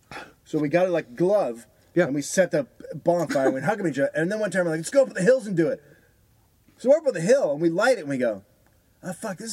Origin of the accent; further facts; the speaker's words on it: Fairfax, California, United States; where we're from. That's Fairfax. You know, that's Marin.